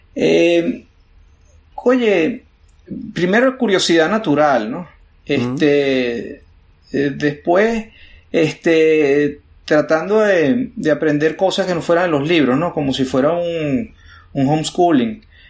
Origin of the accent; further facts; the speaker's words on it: Venezuela; now in United States; Uno como venezolano